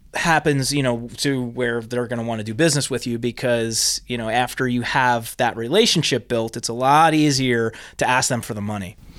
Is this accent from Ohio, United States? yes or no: no; New Jersey, United States; I'm originally from Jersey